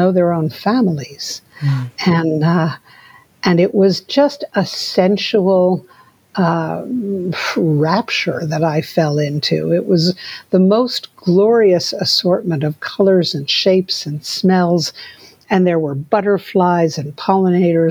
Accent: New York City, New York, United States; moved away as an adult; also born or lived in Santa Fe, New Mexico; I grew up in New York City

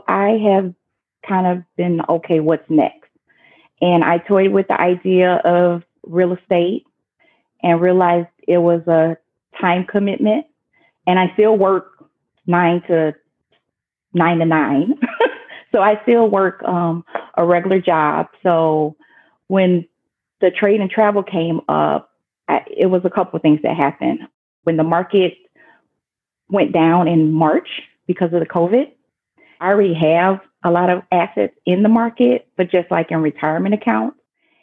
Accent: Chicago, Illinois, United States; I'm from Chicago.

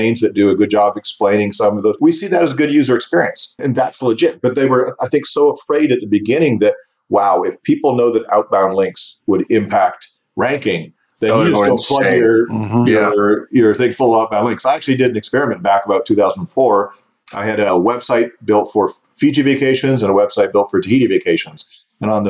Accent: Canada; Growing up in Canada

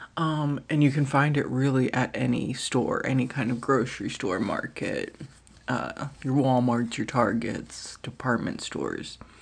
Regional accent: United States; I did not grow up in Norway. I grew up in America

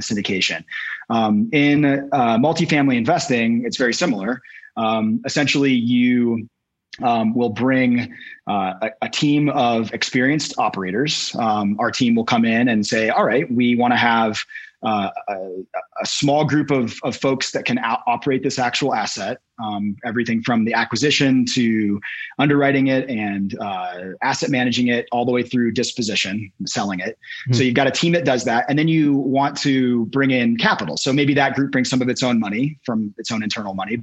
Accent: Washington, United States; moved away as an adult; now in Boulder, United States; we began acquiring small multifamilies in my hometown of Washington, in Washington State.

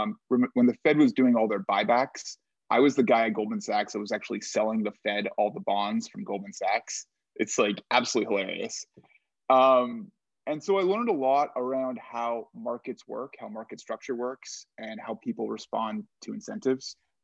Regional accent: Canada; now in United States; I'm Canadian, and there was no jobs.

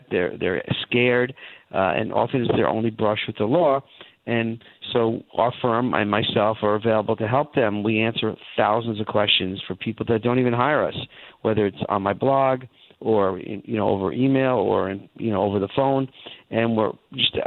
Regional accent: Long Island, New York, United States; I was born in Long Island, and I grew up there and lived in the New York area for most of my life

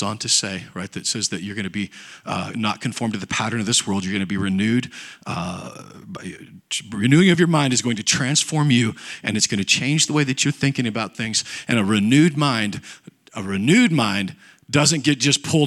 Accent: United States; I grew up in Nebraska, Kansas

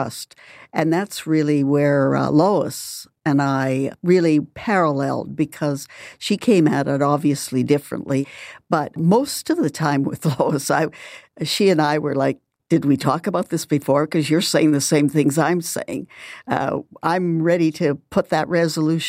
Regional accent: Saskatchewan, Canada; I'm from Saskatchewan

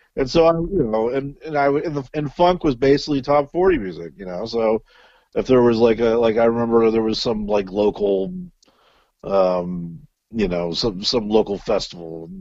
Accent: Little Rock, Arkansas, United States; moved away; Born in Little Rock, Arkansas.

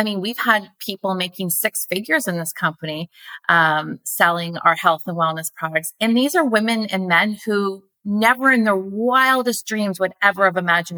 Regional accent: Canada; my hometown

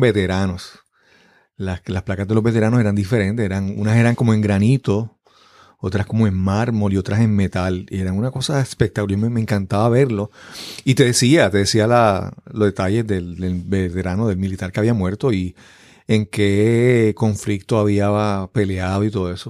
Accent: Yabucoa, Puerto Rico; yo nací en el pueblo de Yabucoa. Yabucoa es en el sureste de Puerto Rico

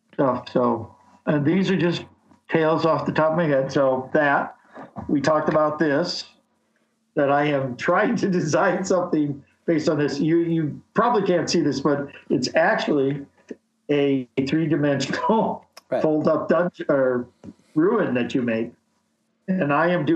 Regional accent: Chicago, Illinois, United States; moved away as an adult; also born or lived in Nebraska; now in Wisconsin, United States; I was born in Chicago.

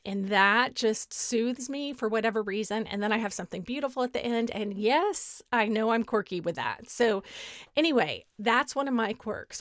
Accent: Beaumont, Texas, United States; moved away as an adult; also born or lived in College Station, Texas / France / Northern Virginia; now in Dallas, United States; my hometown of Beaumont

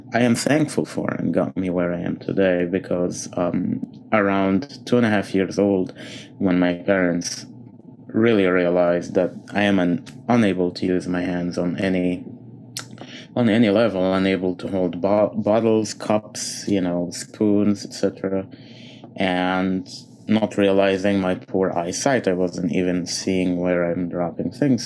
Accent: Egypt; moved away as an adult; now in United States; I was born and grew up a Coptic Christian in, in Egypt.

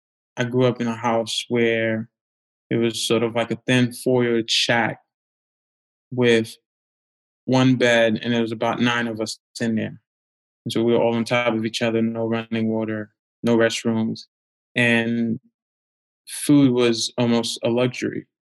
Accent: Haiti; So as a kid growing up in Haiti, as you've mentioned, life was extremely challenging. I grew up with my dad, and my mother left the family at a young age.

